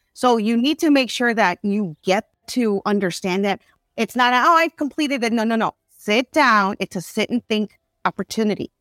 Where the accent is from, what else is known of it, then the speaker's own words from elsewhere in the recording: Chicago, Illinois, United States; I grew up in Little Village, and in Little Village, there are many business owners on twenty-sixth Street, thirty-first Street